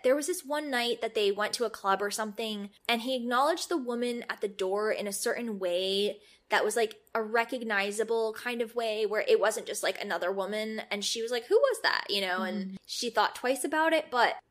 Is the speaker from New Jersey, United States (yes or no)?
yes; Vernon, New Jersey, United States; I grew up in Vernon, which is this very small town in northwest New Jersey. Like, literally, they sell hay on the side of the road for a dollar. It's like a farm town.